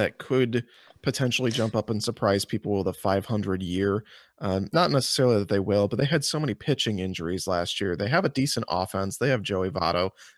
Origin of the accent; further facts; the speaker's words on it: Central Illinois, United States; I grew up in Central Illinois, which is like 70% Cardinals country